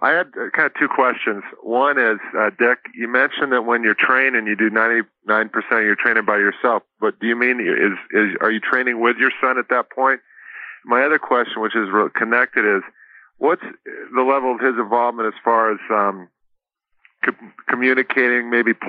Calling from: Reno, Nevada, United States; That's … in Reno, Nevada.

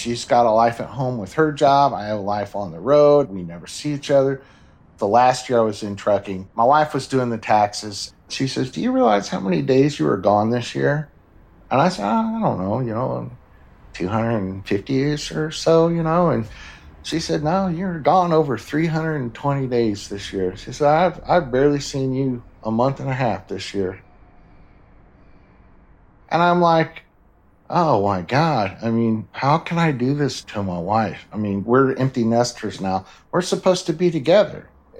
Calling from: Kansas City, Missouri, United States; Kansas City, Missouri, at my home.

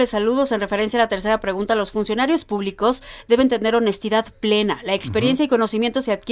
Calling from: Guadalajara, Jalisco, Mexico; Pues buenas tardes … de Guadalajara.

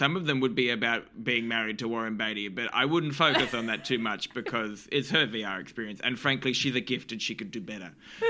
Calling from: New Zealand; I'm in New Zealand.

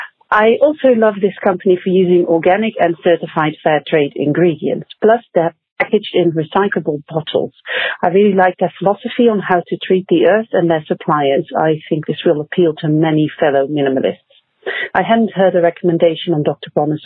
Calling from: Netherlands; I'm calling from the Netherlands.

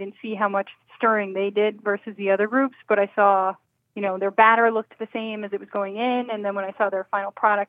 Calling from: Pflugerville, Texas, United States; Just outside of Austin in Pflugerville, Texas.

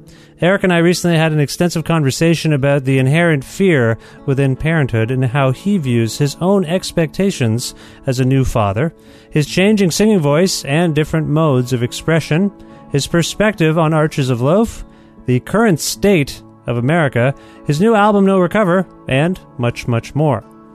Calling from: Guelph, Ontario, Canada; It's a sunny, beautiful day here in Guelph, Ontario, where I'm calling you from.

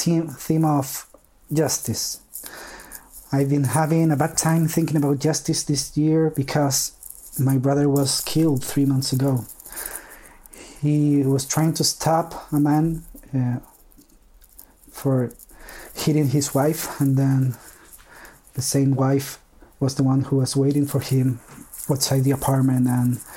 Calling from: Chile; I'm calling from Chile

